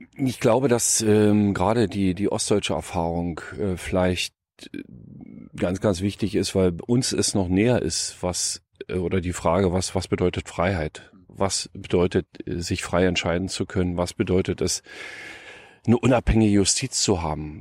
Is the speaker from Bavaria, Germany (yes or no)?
no; next to the Jänschwalde open-cast mine, Brandenburg, Germany; Ich bin Ossi, ich bin äh, in einer kleinen Stadt groß geworden, äh, direkt an der Neiße, in einem kleinen Dorf direkt an der Neiße, einen Kilometer neben der Neiße an der polnischen Grenze geboren